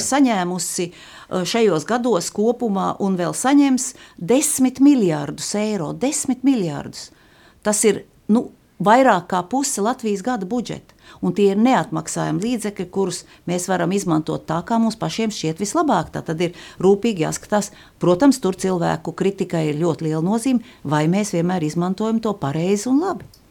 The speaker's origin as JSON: {"language": "Latvian", "country": "Latvia", "tie": "born or raised there", "said": "tā ir mana dzimtene"}